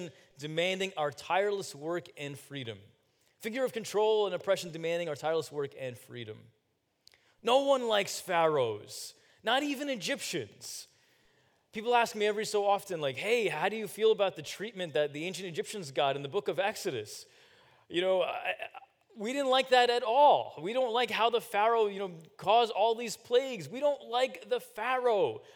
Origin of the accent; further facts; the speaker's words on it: New Jersey, United States; I was born in New Jersey a few years later